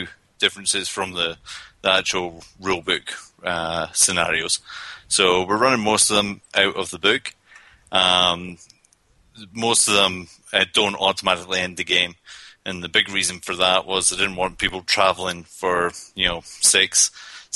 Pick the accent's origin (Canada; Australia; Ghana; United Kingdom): United Kingdom; Scotland; accent: Scottish; now in Colorado, United States; I came over from Scotland. That's where I spent most of my days.